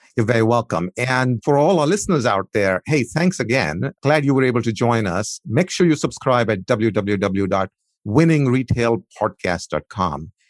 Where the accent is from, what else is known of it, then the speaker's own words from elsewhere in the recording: India; moved away; My heritage is I, I grew up in India